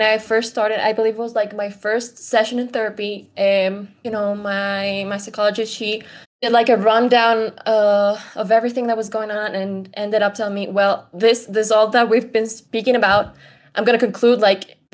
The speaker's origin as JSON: {"language": "English", "country": "Ecuador", "tie": "born or raised there", "said": "I am an Ecuadorian, a Latina woman. Born and raised here"}